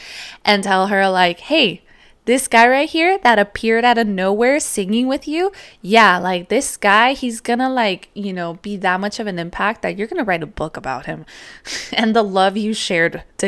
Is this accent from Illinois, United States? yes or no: no; California, United States; And obviously me, I was from California and grew up most of my life here.